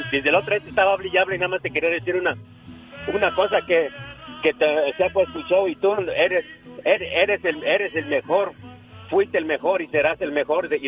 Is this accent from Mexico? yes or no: yes; Guanajuato, Mexico; now in Arizona, United States; soy, de Guanajuato